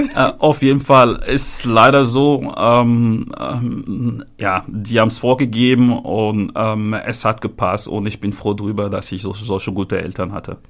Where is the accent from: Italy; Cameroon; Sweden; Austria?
Cameroon; moved away as an adult; now in Hamburg, Germany; ich bin in Kamerun geboren. Ähm, dort bin ich ebenfalls auch ähm, aufgewachsen und auch dort zur Schule gegangen.